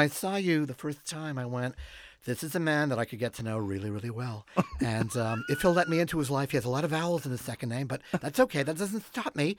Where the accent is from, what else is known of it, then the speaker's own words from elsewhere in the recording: Montreal, Quebec, Canada; moved away as an adult; now in Los Angeles, United States; growing up in Montreal